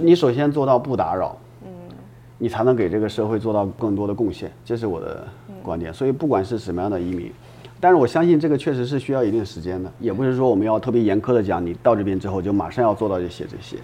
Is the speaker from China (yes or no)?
yes; Shandong, China; now in Japan; 我本身我老家山东人啊，啊。就孔孟之乡嘛